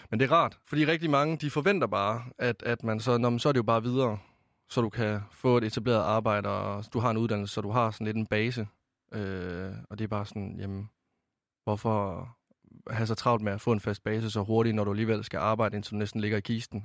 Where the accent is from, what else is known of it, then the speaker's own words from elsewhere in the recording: Varde, Southern Denmark, Denmark; moved away as an adult; nu kommer jeg fra Vestjylland af i Varde. Altså, jeg flyttede jo helt øst på.